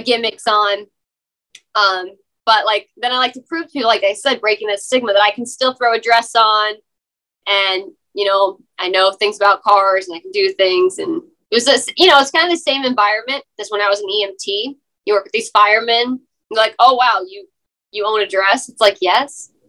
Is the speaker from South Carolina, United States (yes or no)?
yes; Beaufort, South Carolina, United States; I'm from Beaufort, Hilton Head Island area, South Carolina.